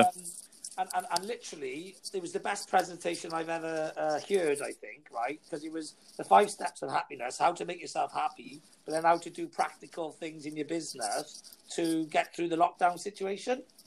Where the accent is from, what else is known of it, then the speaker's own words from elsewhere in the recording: Welsh, Wales, United Kingdom; I'm Welsh, I am